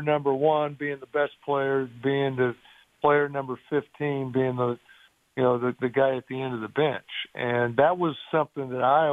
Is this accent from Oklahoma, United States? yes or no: no; Indianapolis, Indiana, United States; When I was a kid growing up, obviously I grew up in Indianapolis